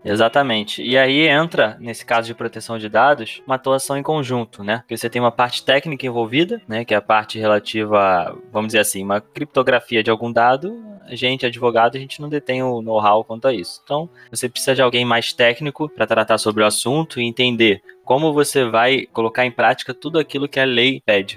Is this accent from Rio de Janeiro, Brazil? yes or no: yes; Rio de Janeiro, Brazil; o Rio de Janeiro, que é de onde eu sou